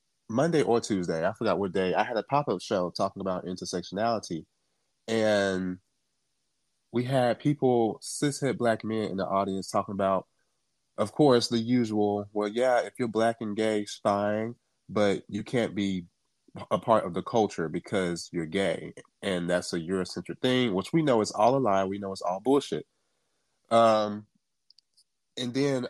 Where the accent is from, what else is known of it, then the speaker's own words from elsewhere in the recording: Jamaica; I'm from Jamaica, so apparently I'm not black either because I'm not American.